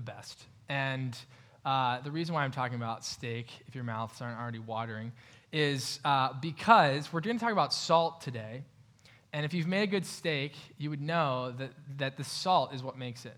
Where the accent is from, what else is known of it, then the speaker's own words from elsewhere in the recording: Pennsylvania, United States; now in Grandview, Ohio, United States; Pennsylvania, my hometown